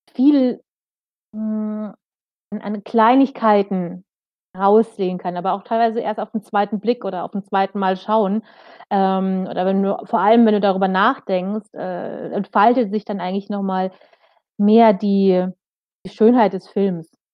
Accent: Germany; bei uns in Deutschland

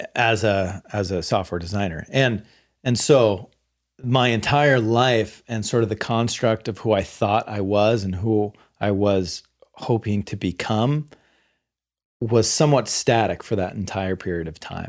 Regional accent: the Bay Area, California, United States; I grew up in the Bay Area

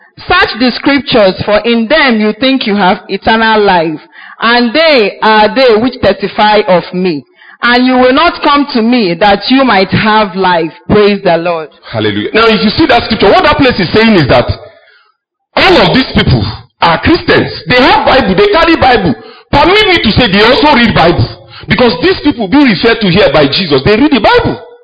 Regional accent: Kogi, Nigeria; I am from Kogi

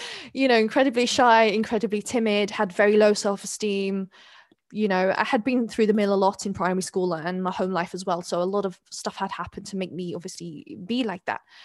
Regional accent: London, United Kingdom; accent: very English; also born or lived in Neath, Wales / Skewen, Wales; at six years old, my mother decided to relocate to London

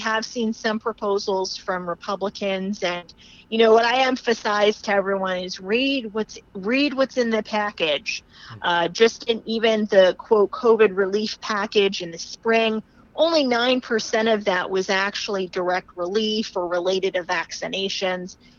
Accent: New Jersey, United States; My home state is New Jersey.

